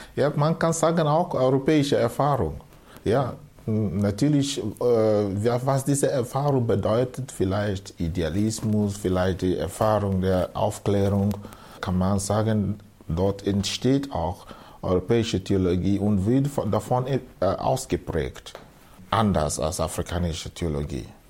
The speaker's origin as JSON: {"language": "German", "region": "Southeast Nigeria", "country": "Nigeria", "tie": "born or raised there", "second_language": "German", "moved": "as an adult", "lives_now": "Austria", "said": "Also ich bin geboren in Südostnigeria, der ehemalige Biafra, Biafra-Gebiet. Dort bin ich aufgewachsen am Land"}